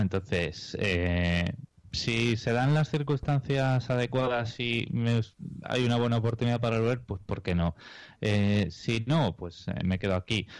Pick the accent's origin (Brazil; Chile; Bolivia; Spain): Spain; now in Australia; somos dos españoles